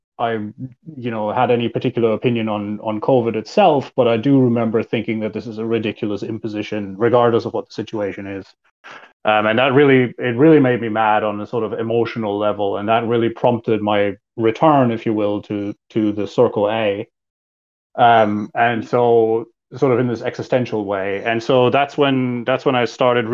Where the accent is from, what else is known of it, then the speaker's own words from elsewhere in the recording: Germany; moved away as an adult; also born or lived in United States; I was born and raised in Germany